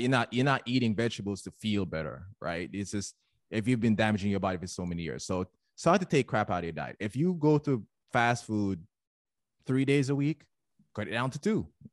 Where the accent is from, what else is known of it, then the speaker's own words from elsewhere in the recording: Jamaica; now in United States; I'm Jamaican